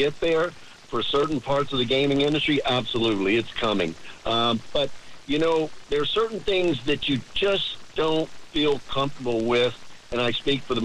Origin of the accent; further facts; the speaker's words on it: Tennessee, United States; now in Jacksonville, United States; I was born and raised in Tennessee